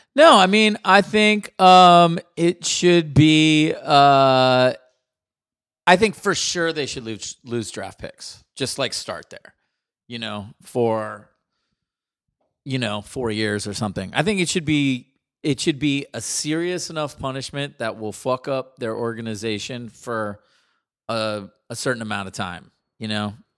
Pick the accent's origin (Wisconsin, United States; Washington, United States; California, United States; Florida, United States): California, United States; Palo Alto; growing up in Palo Alto